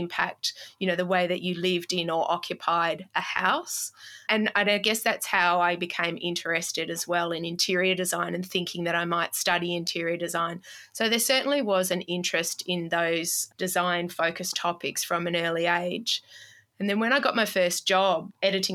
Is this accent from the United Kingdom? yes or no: no; Melbourne, Victoria, Australia; I grew up in Melbourne